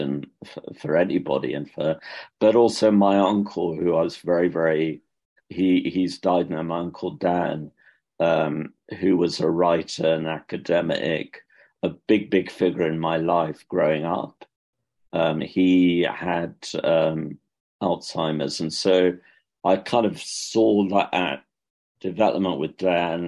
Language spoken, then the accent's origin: English; United Kingdom; accent: British; moved away as an adult; also born or lived in London; now in Dublin, Ireland; I'm not Irish, as you could probably tell from my accent. It's a British one